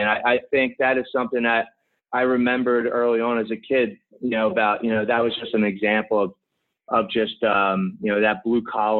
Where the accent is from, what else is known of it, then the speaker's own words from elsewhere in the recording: Philadelphia, Pennsylvania, United States; everybody will know where I'm from because my muggy accent pretty much comes out immediately. I grew up in basically the suburbs of Southwest Philadelphia or South Philadelphia. And pretty rough growing up